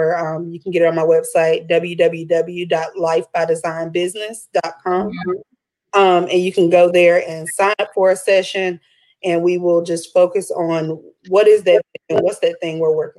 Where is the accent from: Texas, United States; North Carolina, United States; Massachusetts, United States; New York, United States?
North Carolina, United States; Orange County; also born or lived in Alamance County, North Carolina; I was born and raised in Orange County. I'm now located here in Alamance, but around the Triangle and the Triad